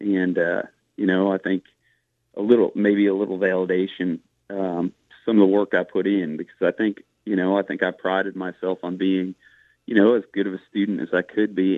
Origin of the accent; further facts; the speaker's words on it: Northeast, United States; moved away as an adult; now in Charleston, United States; I'm from the Northeast.